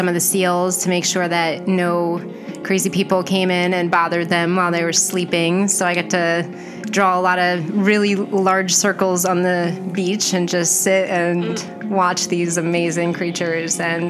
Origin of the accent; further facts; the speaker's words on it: United States; moved away; I grew up on the Delaware River